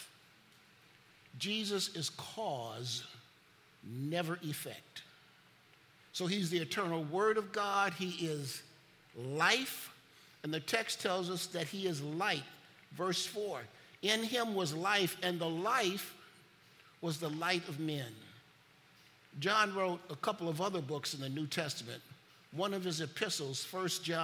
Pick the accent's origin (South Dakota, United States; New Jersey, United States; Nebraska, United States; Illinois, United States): Illinois, United States; Chicago; When I grew up in Chicago, every year, you took a trip to the Museum of Science and Industry